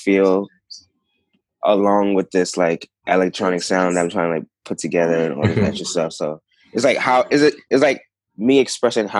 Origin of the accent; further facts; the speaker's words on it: New York City, New York, United States; moved away as an adult; also born or lived in Honduras; now in Los Angeles, United States; I'm from the Bronx.